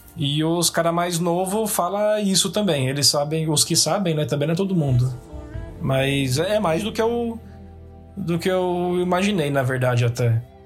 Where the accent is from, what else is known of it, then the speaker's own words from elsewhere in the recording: Brazil; moved away as an adult; now in Scotland, United Kingdom; sou brasileiro